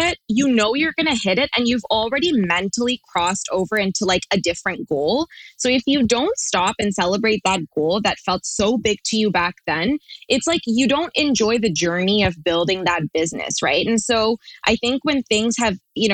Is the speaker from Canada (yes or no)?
yes; Toronto, Ontario, Canada; we're from Toronto